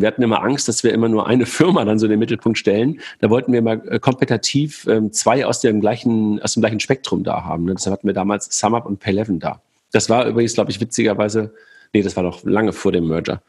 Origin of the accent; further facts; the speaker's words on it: by the Wupper river, North Rhine-Westphalia, Germany; moved away; ich damals in, äh, in meiner Heimat war, also da, wo ich geboren bin, und da bin ich äh, joggen gewesen, unten an der, an der Wupper